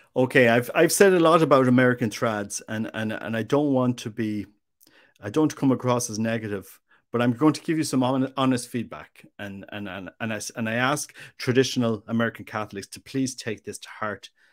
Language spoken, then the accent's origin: English; Ireland; also born or lived in Mexico; as an Irishman